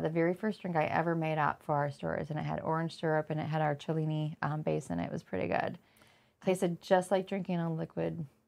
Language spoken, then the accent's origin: English; Flint, Michigan, United States; I grew up in Flint